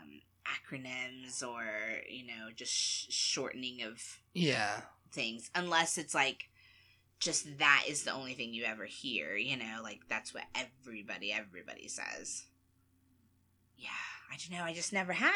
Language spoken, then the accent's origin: English; Texas, United States; I'm from Texas